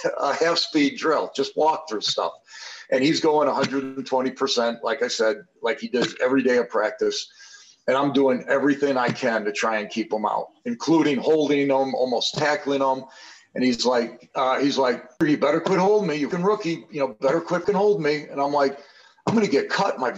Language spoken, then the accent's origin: English; Chicago, Illinois, United States; as a kid growing up in Chicago